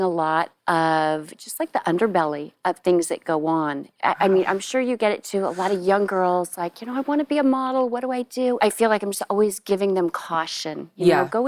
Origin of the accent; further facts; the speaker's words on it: Santa Barbara, California, United States; So I grew up in Santa Barbara, California, and I was a beach rat.